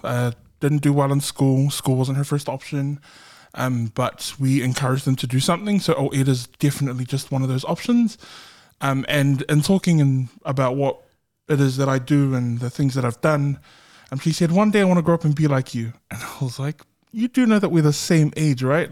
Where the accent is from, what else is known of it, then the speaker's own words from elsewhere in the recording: Auckland, New Zealand; I'm from South Auckland